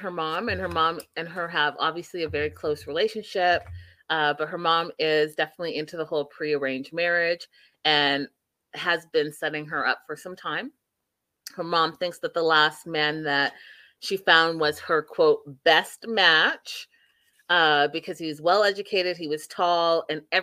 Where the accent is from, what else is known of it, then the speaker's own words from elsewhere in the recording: Canada; being a Canadian, but also being an African